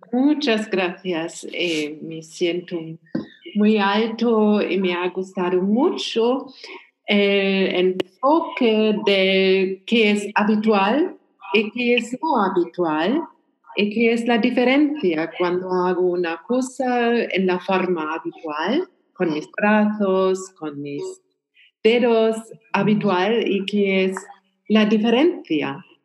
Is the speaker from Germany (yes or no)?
yes; Germany; Spanish is a second language; soy alemana